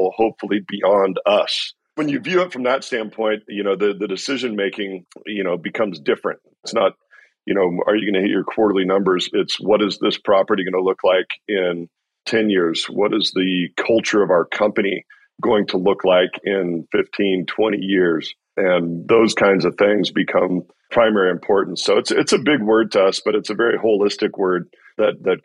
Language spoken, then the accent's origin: English; Walla Walla, Washington, United States; I grew up in Walla Walla, wonderful little town